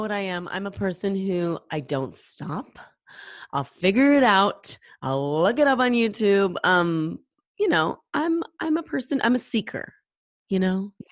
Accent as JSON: {"language": "English", "region": "Pacific Northwest", "country": "United States", "tie": "born or raised there", "said": "I'm from the Pacific Northwest, and Idaho is very close to where where I live, where I grew up"}